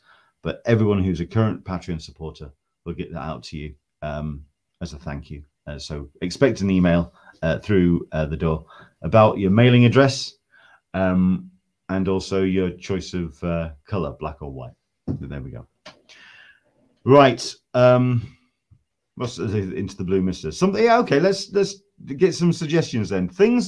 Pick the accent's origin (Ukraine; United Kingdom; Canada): United Kingdom; England; now in San Diego, United States; But I am an Englishman in San Diego foot massager.